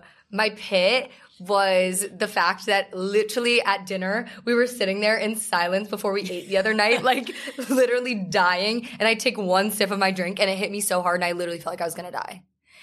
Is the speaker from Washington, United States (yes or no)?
no; New Jersey, United States; moved away; thanks for joining me in my hometown this weekend.